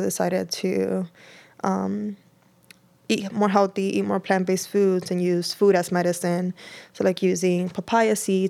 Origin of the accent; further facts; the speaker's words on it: Dominican Republic; I'm from the Dominican Republic, and she was great.